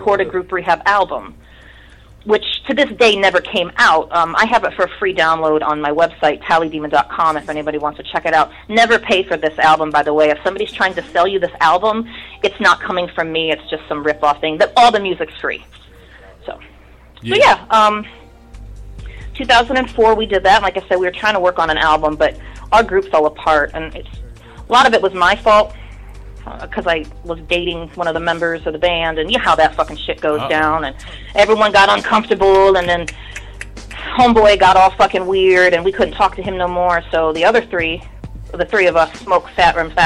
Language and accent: English; Streetsboro, Ohio, United States; I'm from Streetsboro, about 40 miles south of Cleveland, which is right around Nelson Ledges.